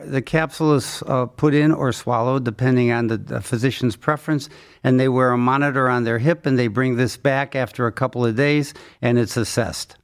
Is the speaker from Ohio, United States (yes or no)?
yes; Cleveland, Ohio, United States; I was born in Cleveland, went to Case Western Reserve Medical School, did my training at Case Western Reserve